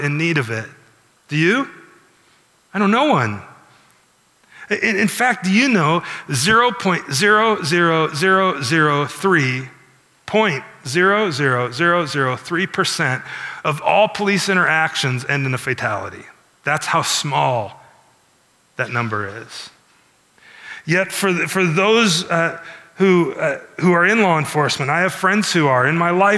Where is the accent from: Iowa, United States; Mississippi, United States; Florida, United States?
Iowa, United States; also born or lived in Chicago, Illinois; I grew up in a small town like Milford. It was almost entirely Caucasian as I grew up in Iowa.